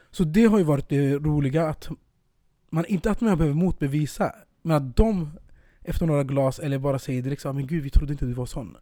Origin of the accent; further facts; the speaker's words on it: Södertälje, Stockholm County, Sweden; moved away; när jag är hemma i Södertälje eller Stockholm